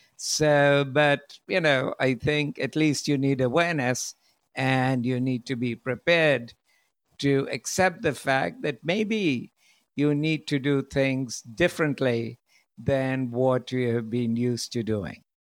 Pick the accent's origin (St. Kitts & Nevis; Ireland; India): India; moved away; also born or lived in United States / Europe; originally, I'm from India